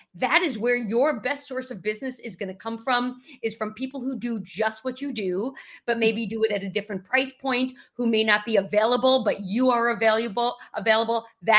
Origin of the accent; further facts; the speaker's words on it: New York, United States; accent: New York; People can typically tell that I'm from the Northeast, but not really sure. And a New York accent is something that I'm proud to be from New York